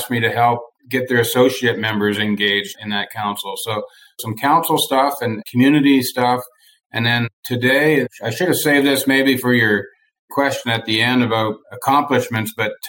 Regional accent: Eastern Canada, Canada; moved away as an adult; also born or lived in New Brunswick, Canada / Northern Maine, United States; now in Arizona, United States; I was born and raised in Eastern Canada, so I have a hint of an accent sneaks through now and then

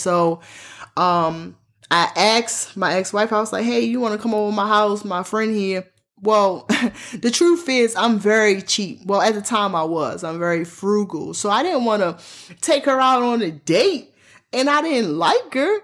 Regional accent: Baltimore, Maryland, United States; I'm born and raised in Baltimore, Maryland

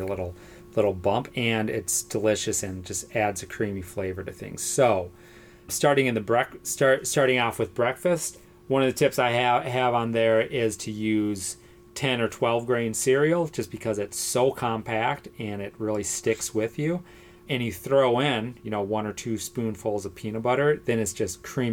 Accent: United States; I'm an American, product of my culture

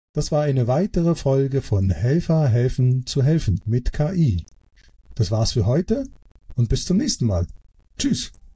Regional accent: Switzerland; ich komme aus der Schweiz

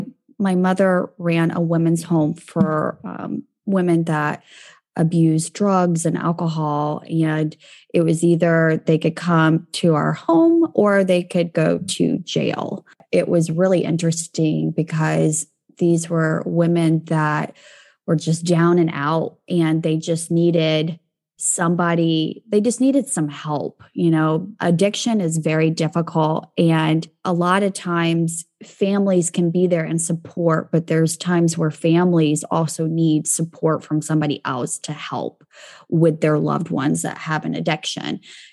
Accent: Kansas, United States; born there; So where I'm from can be complicated. I was born in Kansas

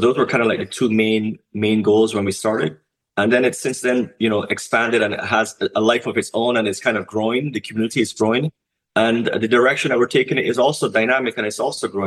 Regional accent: Barbados; now in North America; I'm from the Caribbean region. I'm from Barbados.

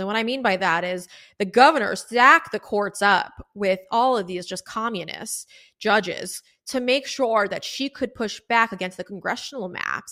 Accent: South Florida, United States; I'm from South Florida, guys. I live in South Florida

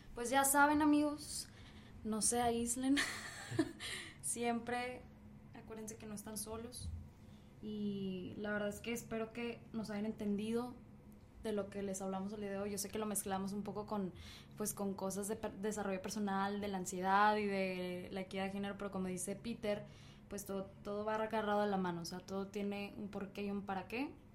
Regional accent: Mexico; now in United States; simplemente soy de México, me vine aquí a Estados Unidos

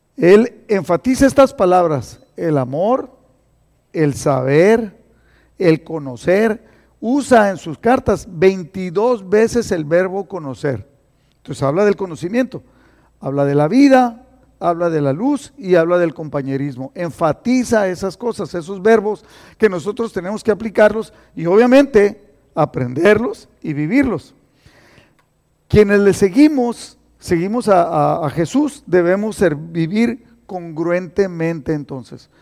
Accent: Mexicali, Baja California, Mexico; now in Imperial Valley, United States; yo soy cachorra de Mexicali

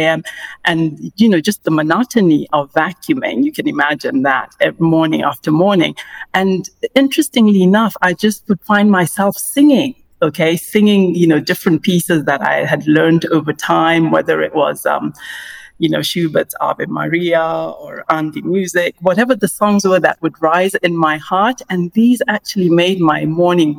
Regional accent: Kenya; growing up in Kenya

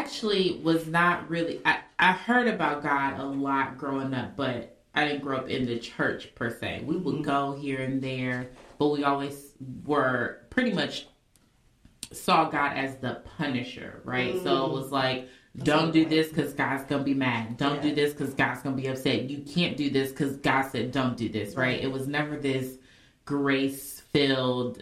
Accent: Indianapolis, Indiana, United States; I'm from Indianapolis

